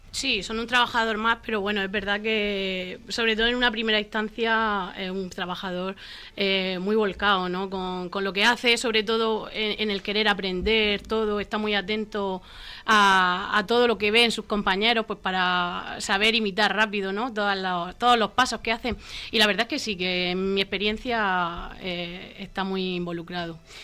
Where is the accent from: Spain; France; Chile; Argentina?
Spain; Torre Pacheco, Region of Murcia; mi pueblo